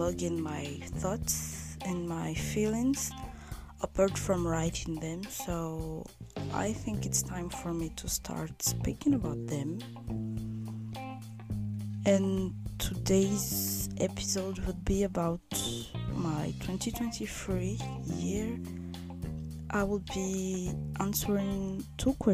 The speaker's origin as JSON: {"language": "English", "country": "Madagascar", "tie": "born or raised there", "said": "I was born and raised in Madagascar"}